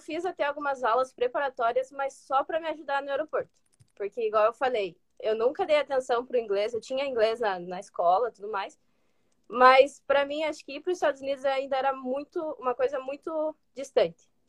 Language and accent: Portuguese; Ponta Grossa, Paraná, Brazil; moved away as an adult; also born or lived in Curitiba; now in United States; eu sou lá de Ponta Grossa, do Paraná, cidade pequena